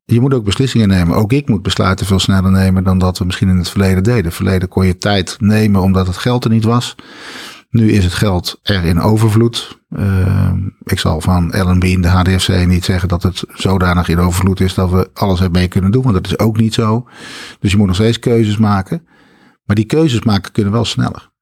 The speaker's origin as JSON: {"language": "Dutch", "town": "Schoonhoven", "region": "South Holland", "country": "Netherlands", "tie": "born or raised there", "also_born_or_lived": "Schiedam", "moved": "yes", "lives_now": "Breda, Netherlands", "said": "Ik kom uit Schiedam, waar ik geboren ben. En ik ben opgetogen in het Groene Hart in Schoonhoven en Bergambacht."}